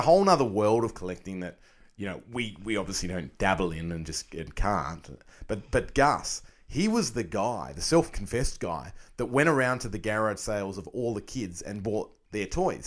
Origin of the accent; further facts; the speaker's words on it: Australia; as an Australian collector